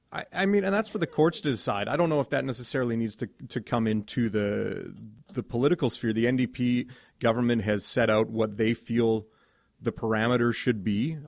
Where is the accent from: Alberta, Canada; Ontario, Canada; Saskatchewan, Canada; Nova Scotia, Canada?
Alberta, Canada; Edmonton; I grew up in Edmonton